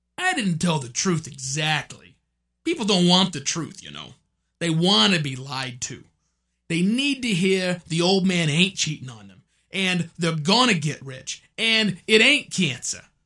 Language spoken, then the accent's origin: English; Oklahoma, United States; a white guy from Oklahoma, with a New York accent